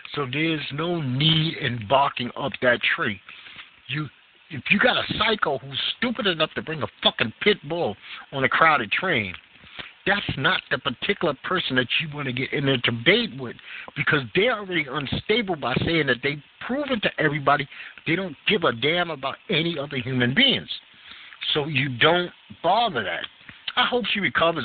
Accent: New York City, New York, United States; being a New Yorker

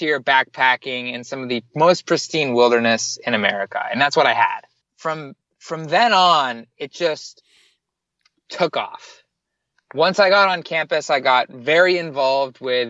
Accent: Miami Beach, Florida, United States; moved away; I am born and raised in Miami Beach, Florida, 1 mile from the beach

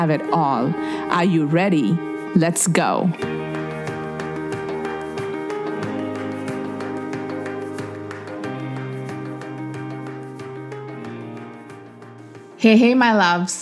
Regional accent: India; accent: Indian; moved away as an adult; also born or lived in Houston; my Indian accent, because I cannot pronounce certain words

